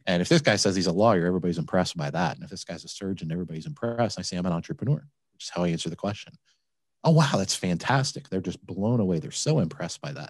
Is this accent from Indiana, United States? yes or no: no; Flint, Michigan, United States; now in Cincinnati, United States; I grew up in Michigan